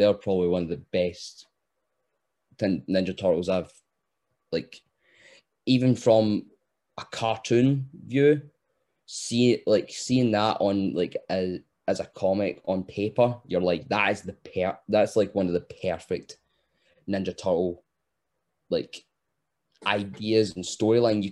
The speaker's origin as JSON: {"language": "English", "region": "Scotland", "country": "United Kingdom", "said": "us being Scottish, we speak 100 miles an hour."}